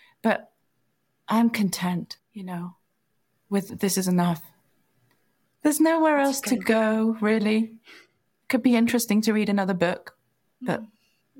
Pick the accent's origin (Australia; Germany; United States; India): India; When I was very little, you know, when I was 4, 5, 6, I was growing up in India